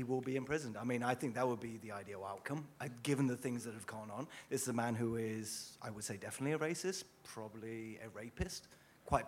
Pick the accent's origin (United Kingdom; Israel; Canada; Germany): United Kingdom; England; I'm English